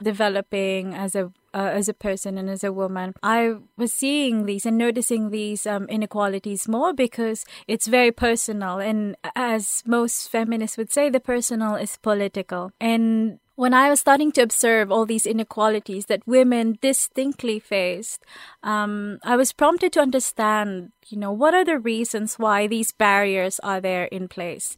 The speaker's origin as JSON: {"language": "English", "country": "Philippines", "tie": "born or raised there", "said": "Growing up in the Philippines"}